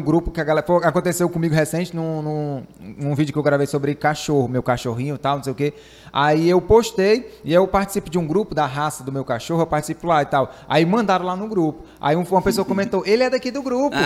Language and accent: Portuguese; Ceará, Brazil; eu sou do Ceará.